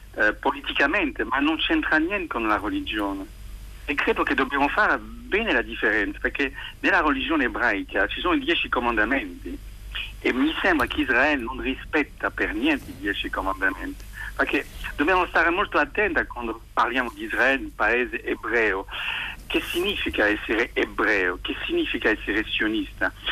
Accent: Paris, Île-de-France, France; Italian is a second language; moved away; Io sono cresciuto a Parigi

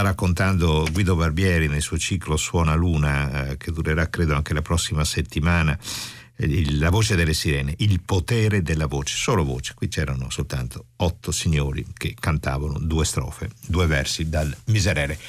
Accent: Venice, Veneto, Italy; Io sono veneziano e veneziano cucchiaio si dice scugliero, scuglier

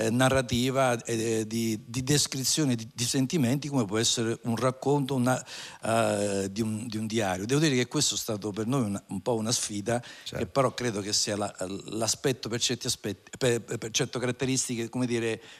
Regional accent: Formia, Lazio, Italy; essendo di, di Formia

